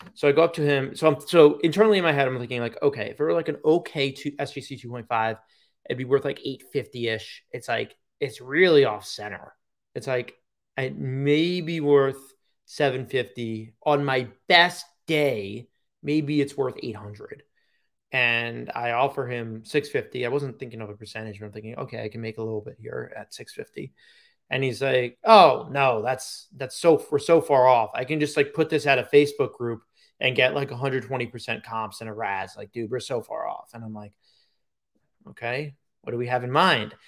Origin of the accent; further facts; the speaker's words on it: Long Island, New York, United States; moved away; Long Island is my home. It will never not be.